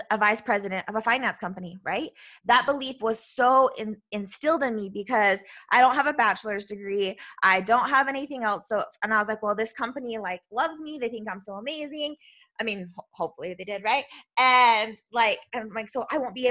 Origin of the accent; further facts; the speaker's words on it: Utah, United States; I'm from Utah, so we just don't pronunciate, I don't know, all the things.